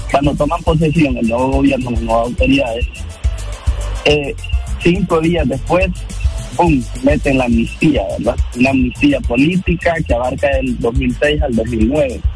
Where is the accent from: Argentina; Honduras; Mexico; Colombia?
Honduras; soy hondureño